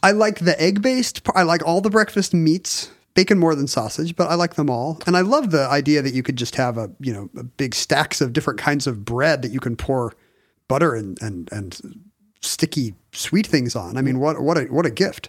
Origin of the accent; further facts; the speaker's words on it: South Korea; moved away; growing up in Korea